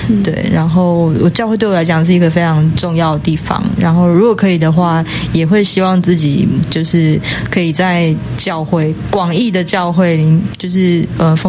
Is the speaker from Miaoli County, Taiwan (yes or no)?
no; Taipei, Taiwan; also born or lived in Tainan; 呃，我现在在台南神学院念书，然后我是在台北长大的小孩。